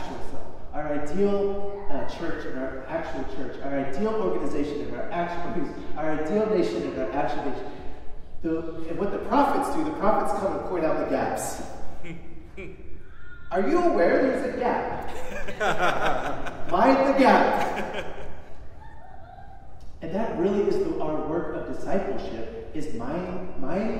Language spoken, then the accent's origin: English; Chicago, Illinois, United States; I'm from Chicago